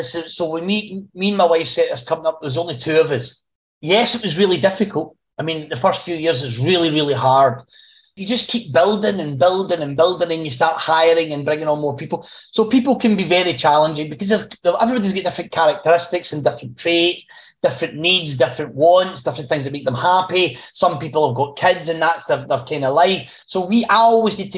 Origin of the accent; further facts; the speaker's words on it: Glasgow, Scotland, United Kingdom; I was born in Glasgow, working class, you know, get a job, get a trade if you can, and you work for the rest of your life with that company. That was kind of how I was brought up.